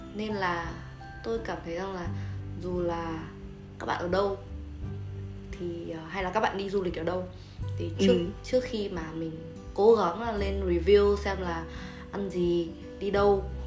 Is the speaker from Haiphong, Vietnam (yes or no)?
yes; Haiphong, Vietnam; quê hương của chúng tôi